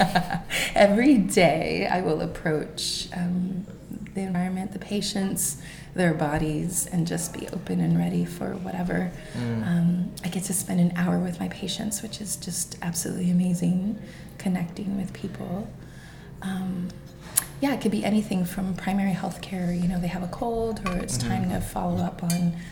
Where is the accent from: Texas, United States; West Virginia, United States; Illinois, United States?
Texas, United States; moved away; So I'm Mexican. I come from Texas, and my great grandmother, Carmen, she came from Mexico